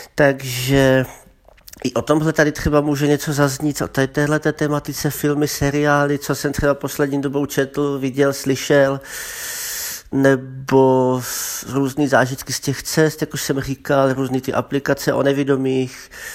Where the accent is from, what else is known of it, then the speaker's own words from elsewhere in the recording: Brno, South Moravian Region, Czechia; also born or lived in Zlín; pocházím ze Zlína, ale bydlím v Brně už od první třídy, od základky